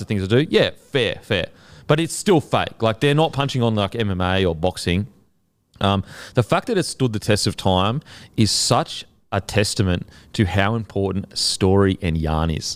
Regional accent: Queensland, Australia; as a Queenslander

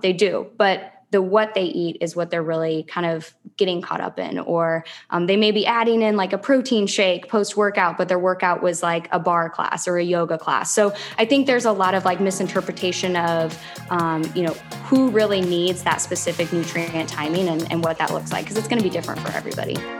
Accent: Lincoln, Nebraska, United States; also born or lived in Philadelphia / Charlotte, North Carolina; now in Clearwater, United States; I'm originally from Lincoln, Nebraska

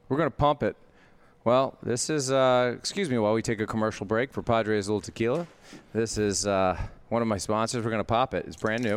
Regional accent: New York City, New York, United States; I grew up, like, loading trucks, like, i, in New York City, down in Long Island City

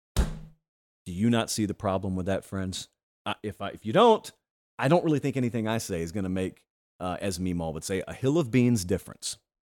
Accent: the South, United States; as a local youth growing up in the South

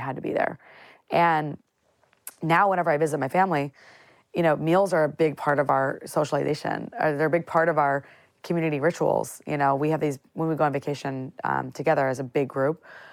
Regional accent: central Illinois, United States; I grew up in a very central Illinois town

